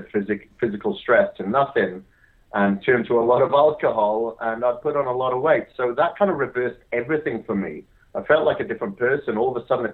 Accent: Wales, United Kingdom; I grew up in Wales, hence the weird accent. And I grew up on a farm there

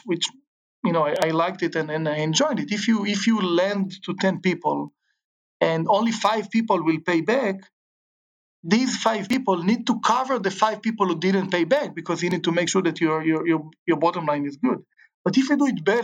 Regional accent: Israel; moved away as an adult; also born or lived in Chicago; now in Southern California, United States; I grew up in Israel, great childhood

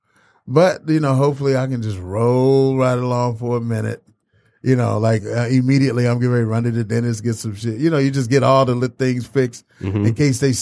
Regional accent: Detroit, Michigan, United States; I'm from Detroit

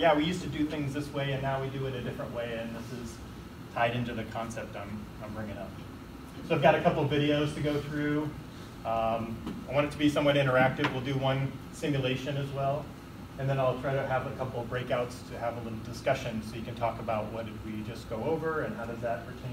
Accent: Iowa City, Iowa, United States; moved away as an adult; now in Oregon, United States; I grew up in Iowa City, Iowa, and I went to school at the University of Iowa, and then kind of through different transfers through the company I worked at, made it out here to Oregon

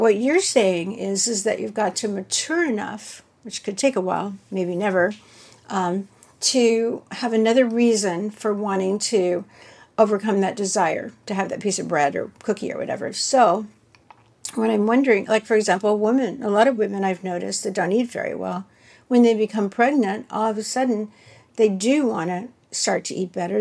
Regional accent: the South, United States; I grew up in the South, so you know, uh, we had a certain a certain kind of food, a lot of fat and barbecue

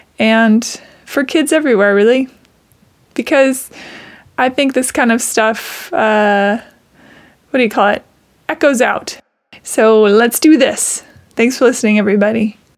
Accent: Seattle, Washington, United States; we're in Seattle, if you're wondering where we're talking about. My hometown.

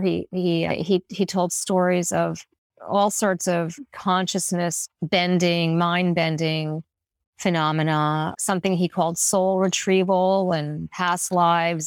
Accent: New York, United States; As a New Yorker

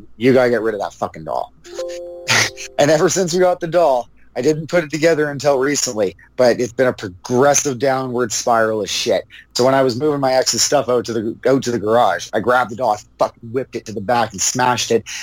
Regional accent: Canada; so sick of being Canadian

